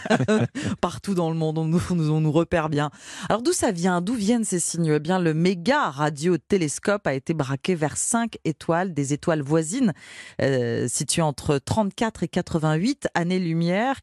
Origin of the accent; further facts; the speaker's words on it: France; on est français